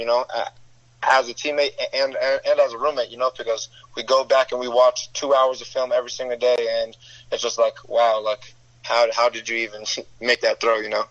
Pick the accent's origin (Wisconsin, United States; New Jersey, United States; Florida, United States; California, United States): Florida, United States; South; growing up in South Florida is just competition no matter where you're